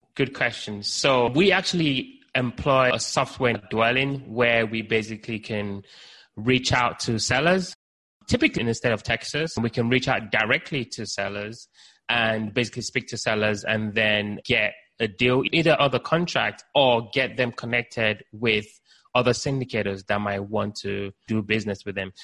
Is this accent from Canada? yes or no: no; Nigeria; also born or lived in United Kingdom; now in Baltimore, United States; I was born in Nigeria, lived in the UK, now based in the US.